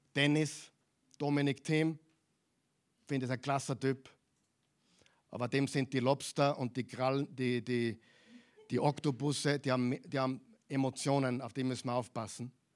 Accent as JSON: {"language": "German", "country": "Austria", "also_born_or_lived": "Vienna", "said": "Wir sind Österreicher hier in Wien"}